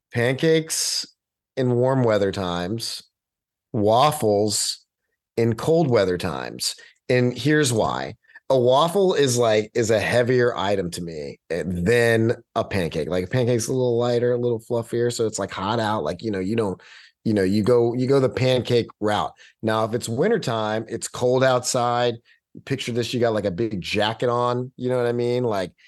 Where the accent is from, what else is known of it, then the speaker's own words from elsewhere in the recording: Texas, United States; I do have a little bit more of a following there because I'm a Texan.